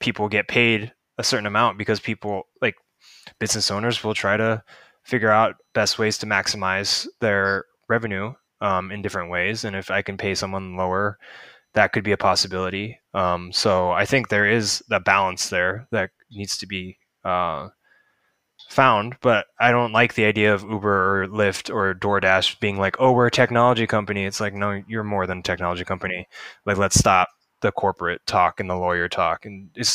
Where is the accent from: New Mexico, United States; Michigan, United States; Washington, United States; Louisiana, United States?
Washington, United States; Seattle; growing up in Seattle